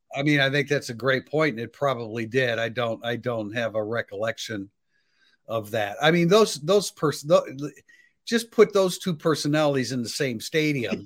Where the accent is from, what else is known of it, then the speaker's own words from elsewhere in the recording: South Bend, Indiana, United States; growing up in South Bend